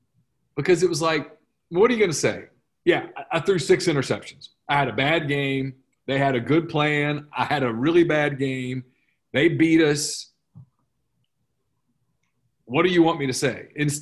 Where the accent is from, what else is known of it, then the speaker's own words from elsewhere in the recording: California, United States; and I'm from California